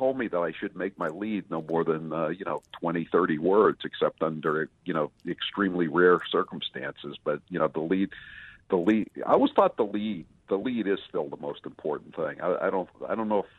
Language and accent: English; Northeast, United States; also born or lived in Massachusetts; I grew up in the Northeast, so you know we had the Boston Record American